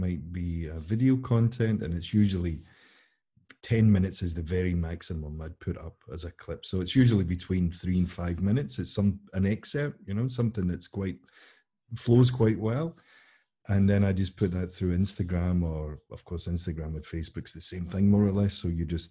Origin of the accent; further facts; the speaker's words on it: Scotland, United Kingdom; Being Scottish myself